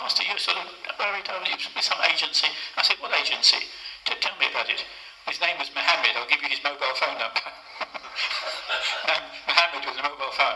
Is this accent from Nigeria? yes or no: no; United Kingdom; accent: British; my British accent